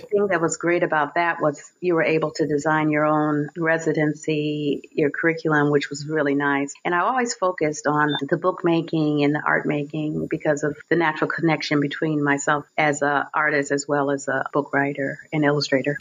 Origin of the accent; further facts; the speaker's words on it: Chicago, Illinois, United States; I grew up in Chicago, born and raised in Chicago